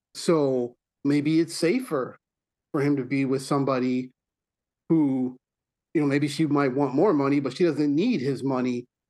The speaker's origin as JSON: {"language": "English", "town": "Milwaukee", "region": "Wisconsin", "country": "United States", "said": "I'm from Milwaukee"}